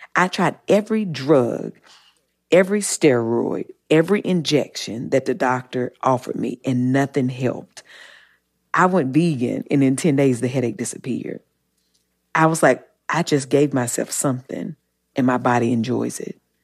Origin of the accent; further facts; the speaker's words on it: Eden, North Carolina, United States; I'm from the South and I, I grew up in, in Eden, North Carolina